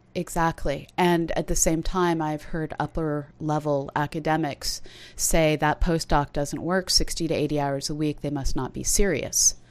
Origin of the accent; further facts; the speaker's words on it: United States; I'm an American who often thinks about leaving